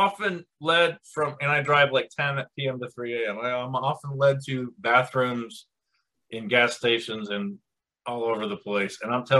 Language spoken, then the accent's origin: English; Canada; oh, I'm sorry, I'm Canadian, eh?